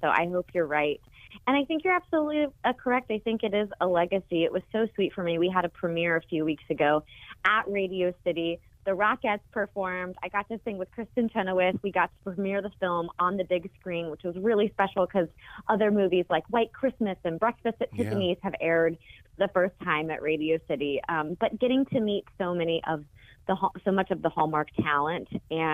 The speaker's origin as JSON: {"language": "English", "town": "Nashville", "region": "Tennessee", "country": "United States", "tie": "born or raised there", "also_born_or_lived": "North Carolina", "moved": "yes", "said": "I grew up in, I'm from Nashville. And so I grew up sort of surrounded by arts and entertainment and music"}